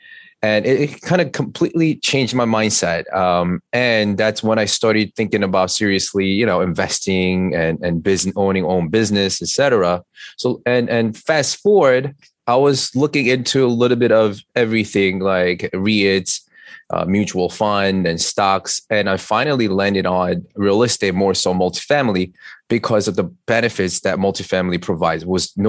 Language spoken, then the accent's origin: English; New York City, New York, United States; As you know, I'm an attorney from New York City.